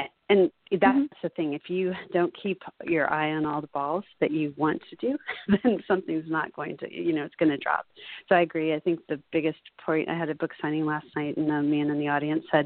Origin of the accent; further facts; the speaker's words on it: Laguna Beach, California, United States; Laguna Beach, my hometown